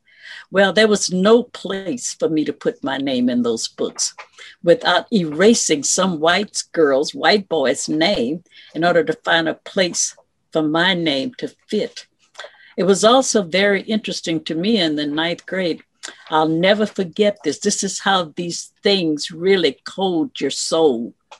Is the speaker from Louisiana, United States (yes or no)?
yes; Lake Charles, Louisiana, United States; moved away as an adult; also born or lived in Opelousas, Louisiana / Houston, Texas; Growing up in that community. What community? In Lake Charles, Louisiana.